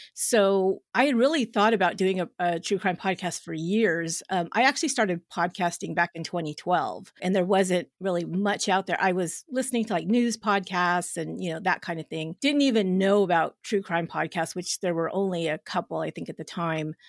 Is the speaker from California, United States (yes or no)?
yes; San Jose, California, United States; my hometown of where I'm at in San Jose, California